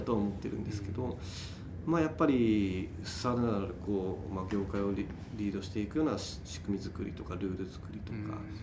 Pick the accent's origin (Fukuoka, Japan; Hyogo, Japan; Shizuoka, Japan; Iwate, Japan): Fukuoka, Japan; born or raised there